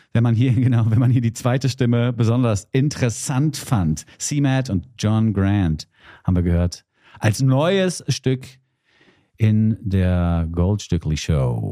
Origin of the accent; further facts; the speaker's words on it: Hesse, Germany; als Hesse